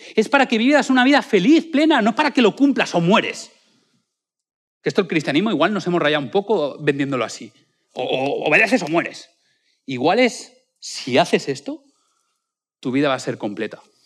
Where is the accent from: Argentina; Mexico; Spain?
Spain; a small town in Valencia, Valencian Community; now in Madrid, Spain; en mi pueblo, colegio de Albuisec, es un pueblo de Valencia muy pequeñito